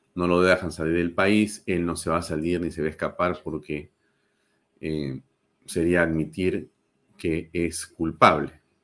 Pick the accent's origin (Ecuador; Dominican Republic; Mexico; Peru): Peru